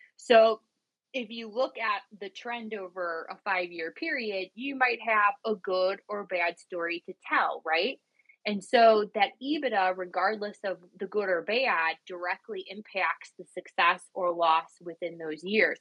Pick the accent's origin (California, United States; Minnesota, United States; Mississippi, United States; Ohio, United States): Ohio, United States; Cleveland; I'm from Cleveland, Ohio